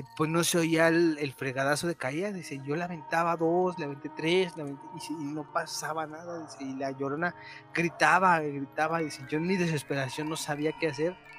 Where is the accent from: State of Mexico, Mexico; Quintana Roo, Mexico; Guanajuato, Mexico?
Guanajuato, Mexico; Dolores Hidalgo; Yo vivo, yo soy de Guanajuato, en Dolores Hidalgo